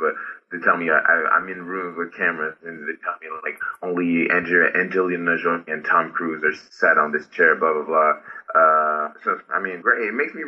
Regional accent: Haiti; English is a second language; moved away; I'm from Haiti. I'm Haitian

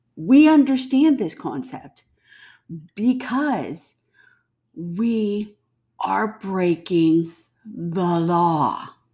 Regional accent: United States; I don't say I'm German, Scottish, English American. I say I'm American.

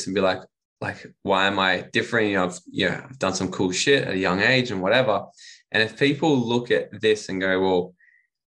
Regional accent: Gold Coast, Queensland, Australia; moved away as an adult; also born or lived in Bali / Mexico / United States; I'm from the Gold Coast originally, and I'm back living on the Gold

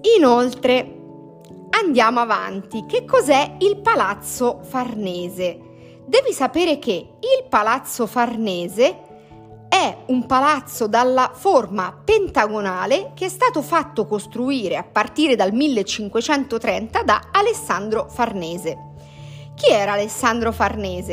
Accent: Italy; nata in questo territorio così ricco di perle

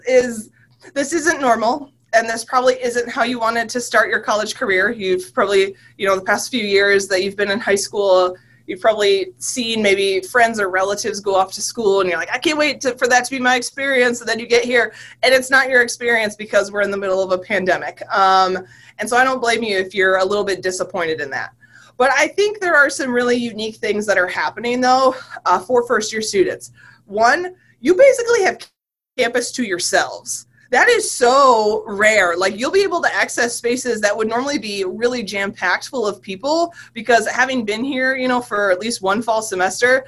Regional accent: Michigan, United States; now in West Virginia, United States; I'm from Michigan

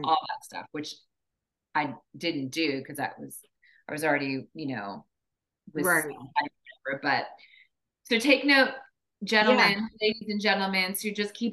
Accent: East Coast, United States; moved away; I'm from the East Coast. I have all my family and friends are in New Jersey, New York.

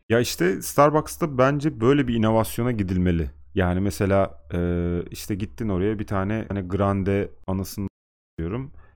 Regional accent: Turkey; bizde nazar da var yani. Türkiye'de

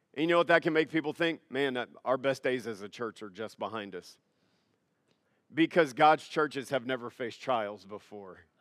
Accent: United States; I'm an American

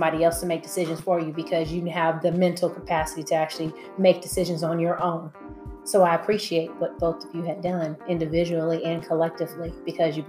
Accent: Los Angeles, California, United States; as a female growing up in South Central

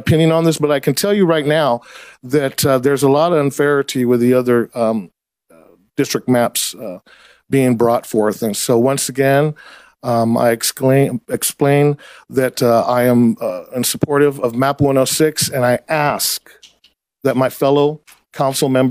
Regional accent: Atwater, California, United States; moved away as an adult; now in Merced, United States; Originally, I was from Atwater

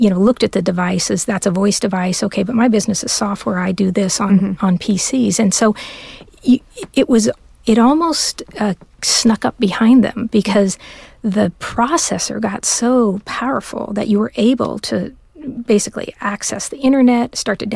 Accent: Southern California, United States; I'm born and raised in Southern California

